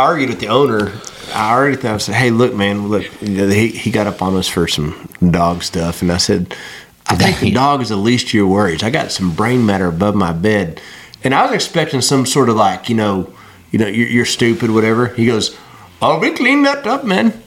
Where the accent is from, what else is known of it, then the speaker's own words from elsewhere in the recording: West Texas, United States; moved away as an adult; also born or lived in Arkansas; I'm from West Texas